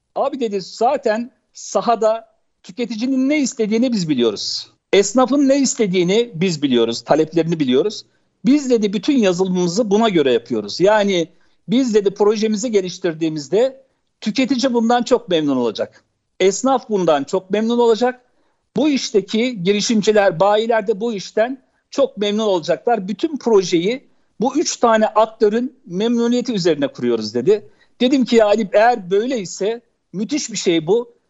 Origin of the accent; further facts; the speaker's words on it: Ankara, Turkey; also born or lived in Çankırı; 1970 Çankırı doğumluyum. Evliyim. iki çocuk babasıyım. Edip Hanım ilkokul hayatıma ben şeyde başladım. Ankara İncirli'de Fakir Erbaa İlkokulu'nda başladım. Sonra Ankara Kanun Lisesi'nde ortaokula başladım